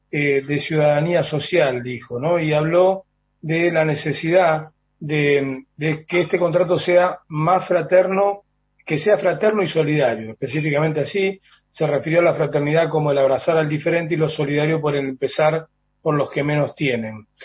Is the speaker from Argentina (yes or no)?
yes; Argentina; cuánto más fraternos crees que somos los argentinos